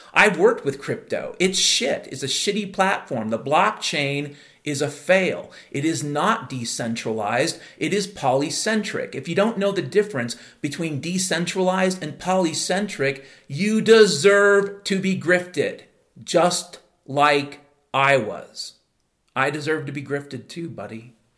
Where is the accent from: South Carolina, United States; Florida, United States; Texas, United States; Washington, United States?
Washington, United States; Mount Vernon; I grew up in Mount Vernon, Washington in the 1970s.